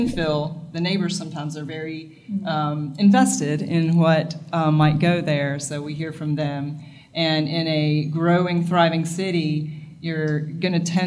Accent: Virginia, United States; now in Wilmington, United States; I grew up in Virginia

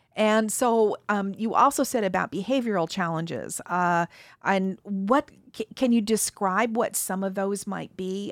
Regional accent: Mountain West, United States; I was born in the Mountain West

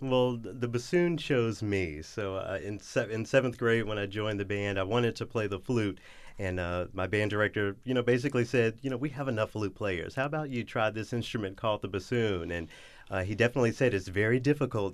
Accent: Memphis, Tennessee, United States; moved away as an adult; also born or lived in Los Angeles, California / Detroit, Michigan / Knoxville, Tennessee; I went to the University of Memphis, where, you know, in my hometown

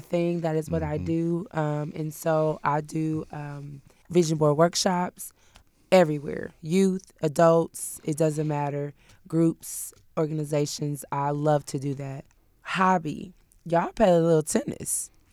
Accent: Peoria, Illinois, United States; moved away as an adult; now in Kentucky, United States; I'm not originally from here. I'm from Peoria, Illinois

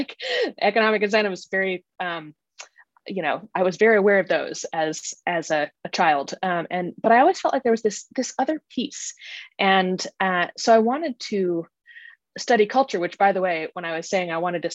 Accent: Kansas, United States; moved away as an adult; also born or lived in Connecticut; now in Washington, D.C., United States; I grew up in a very conservative evangelical area

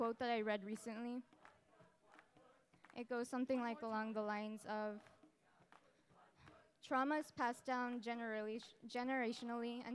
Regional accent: El Paso, Texas, United States; moved away; I'm from El Paso, Texas, which is a border city with Ciudad Juarez, Mexico

